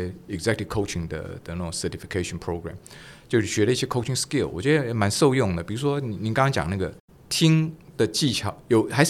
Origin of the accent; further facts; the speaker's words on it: Taiwan; first language Taiwanese Hokkien; 我喜欢讲台语了，因为台语是我的母语哈。